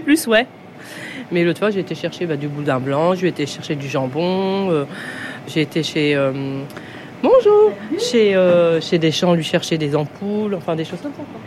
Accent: Longny-au-Perche, Normandy, France; also born or lived in Alençon; j'ai fait toutes mes classes ici, le collège, la primaire, tout.

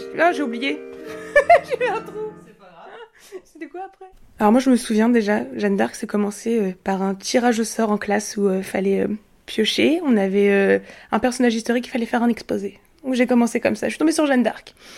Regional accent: Le Grand-Quevilly, Normandy, France; je suis de Grand Queville, euh, donc de Rouen

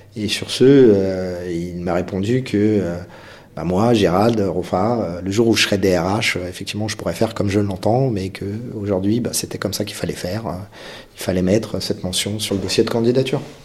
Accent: Créteil, Île-de-France, France; J'ai grandi à Créteil, on avait tous des couleurs de peau différentes

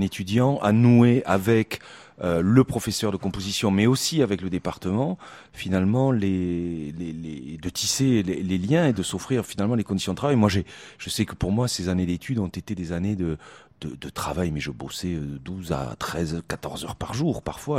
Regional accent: Toulouse, Occitania, France; moved away; also born or lived in Poland; je suis toulousain

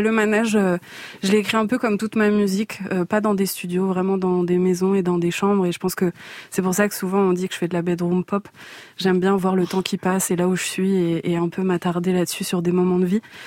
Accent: France; je suis née en France

